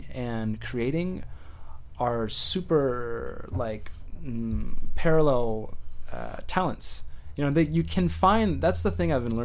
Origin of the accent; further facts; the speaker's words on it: San Jose, California, United States; also born or lived in Santa Clara, California; Pretty much born and raised in San Jose.